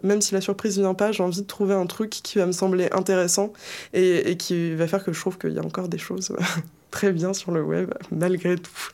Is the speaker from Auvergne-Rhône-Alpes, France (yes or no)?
yes; Isère, Auvergne-Rhône-Alpes, France; je viens euh, de l'Isère